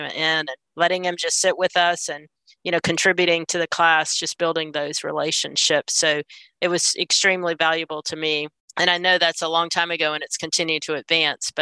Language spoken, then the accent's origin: English; Pensacola, Florida, United States; my hometown in Pensacola, Florida.